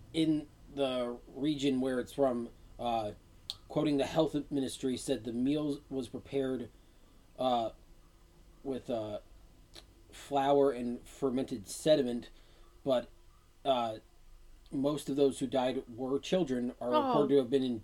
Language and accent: English; United States; I'm American